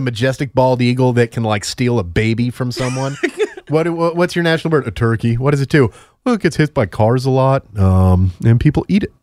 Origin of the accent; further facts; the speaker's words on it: Connecticut, United States; moved away; I'm from New England, I'm from Connecticut